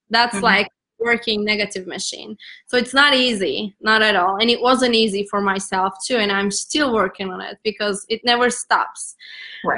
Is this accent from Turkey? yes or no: yes; Turkey; English is a second language; moved away as an adult; now in United States; I'm from Turkey